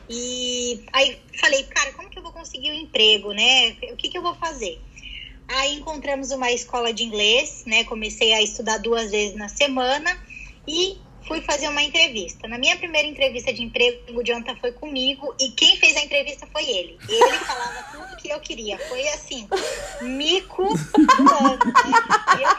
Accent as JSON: {"language": "Portuguese", "region": "São Paulo", "country": "Brazil", "lives_now": "London, United Kingdom", "said": "e eu sou de São Paulo"}